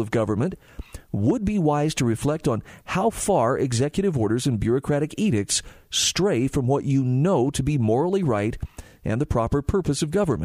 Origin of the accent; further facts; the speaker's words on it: Utah, United States; my home state of Utah